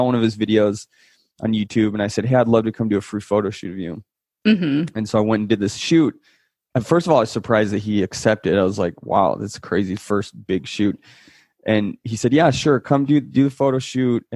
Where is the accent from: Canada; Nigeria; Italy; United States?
Italy; moved away; I was born in Italy.